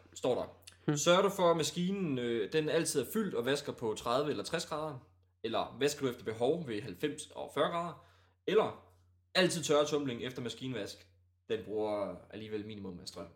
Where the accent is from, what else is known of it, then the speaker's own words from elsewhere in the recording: Djursland, Central Denmark Region, Denmark; moved away as an adult; now in Aalborg, Denmark; Vi kommer trods alt kun fra Djursland